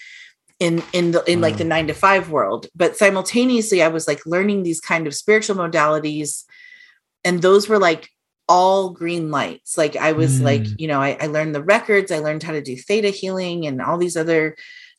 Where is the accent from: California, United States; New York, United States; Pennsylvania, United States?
California, United States; San Diego; moved away as an adult; also born or lived in Bay Area; I grew up in San Diego